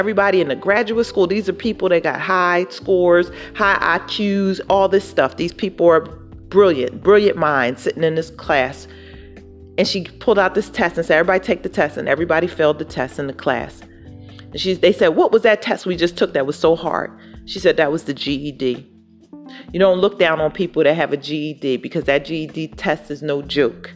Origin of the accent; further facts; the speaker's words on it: Philadelphia, Pennsylvania, United States; See, I'm from Philadelphia, Philly.